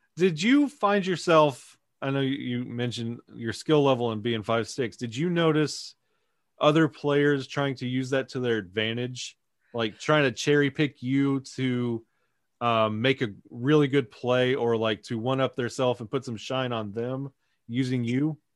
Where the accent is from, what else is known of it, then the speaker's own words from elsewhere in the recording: Alabama, United States; growing up, uh, being from Alabama